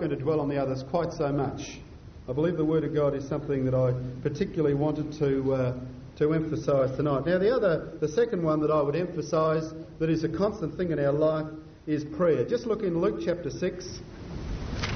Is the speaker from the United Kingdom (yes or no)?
yes; Scotland, United Kingdom; now in Adelaide, Australia; being a Scotsman